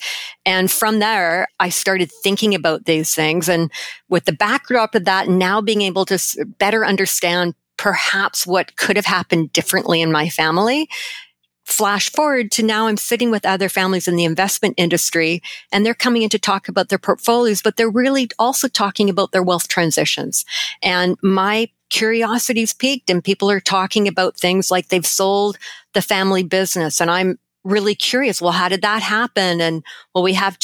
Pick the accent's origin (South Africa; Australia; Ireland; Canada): Canada; as a Canadian